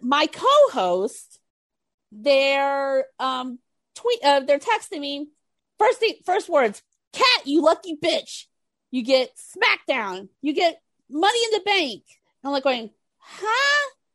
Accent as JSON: {"language": "English", "town": "Houston", "region": "Texas", "country": "United States", "tie": "born or raised there", "said": "in Texas, in Houston, my hometown"}